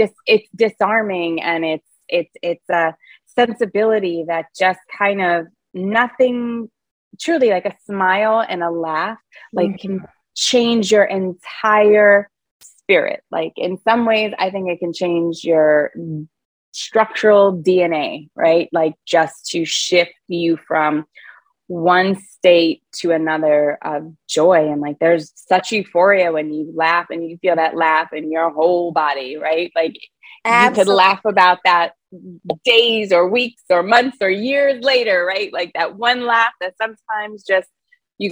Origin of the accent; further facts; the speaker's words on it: New York City, New York, United States; moved away as an adult; also born or lived in Yonkers, New York / Rockland County, New York / Los Angeles; I grew up in the Bronx because that's really where I was